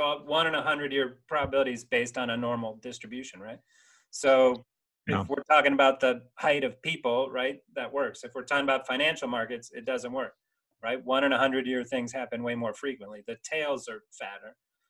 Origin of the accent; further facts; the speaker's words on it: Vero Beach, Florida, United States; I grew up in Vero Beach, Florida